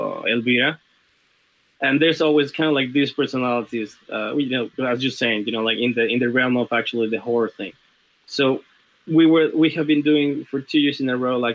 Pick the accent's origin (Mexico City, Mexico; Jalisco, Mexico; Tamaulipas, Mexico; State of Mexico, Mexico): Mexico City, Mexico; moved away; I'm from Mexico City